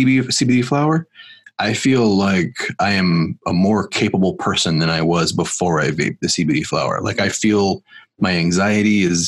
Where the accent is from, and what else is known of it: Illinois, United States; born or raised there